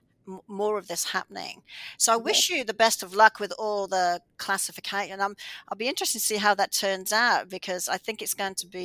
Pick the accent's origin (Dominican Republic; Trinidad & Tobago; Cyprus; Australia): Australia; now in Canada; I'm from Australia